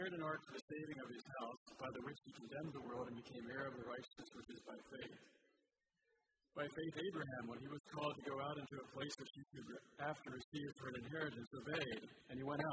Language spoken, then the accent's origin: English; United States; also born or lived in Guatemala